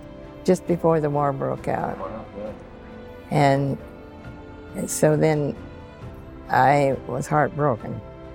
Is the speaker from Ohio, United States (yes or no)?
no; Monticello, Indiana, United States; moved away as an adult; also born or lived in Pittsburg, Indiana; I was born in Pittsburgh, Indiana, on a 240-acre farm. And we lived there until I was about six. And then we moved to Monticello. And I lived in Monticello until I went into the service. Monticello, Indiana.